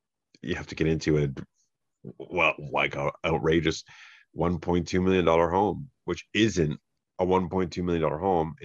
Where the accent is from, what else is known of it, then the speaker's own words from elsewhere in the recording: Fort Erie, Ontario, Canada; also born or lived in Niagara Falls; I grew up in Fort Erie